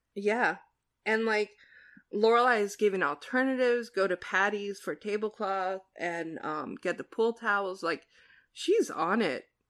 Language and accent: English; New Jersey, United States; I'm from New Jersey, which is like the land of diners